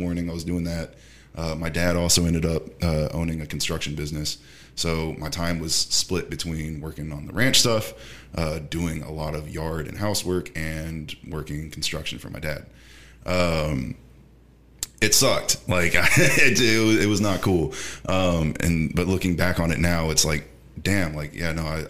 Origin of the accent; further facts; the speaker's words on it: Houston, Texas, United States; also born or lived in Baltimore, Maryland / Grover, Wyoming; I was raised mostly here